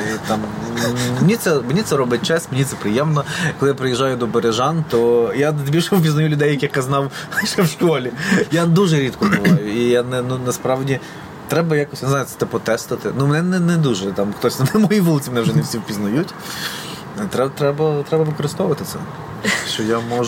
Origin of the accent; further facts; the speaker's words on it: Berezhany, Ternopil Oblast, Ukraine; moved away as an adult; now in Lviv, Ukraine; в мене, окрім там дитячих спогадів, шкільних, в mm-hmm. мене ще і студентські спогади там